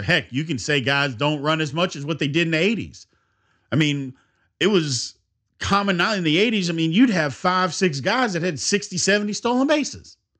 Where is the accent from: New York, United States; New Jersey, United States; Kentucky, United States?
Kentucky, United States; Louisville; I'm from Louisville